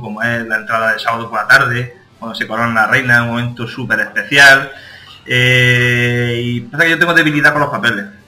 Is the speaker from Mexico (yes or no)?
no; Benamaurel, Andalusia, Spain; las fiestas de mi pueblo son muy especiales para mí porque la verdad que desde muy, muy, muy pequeño he sido festero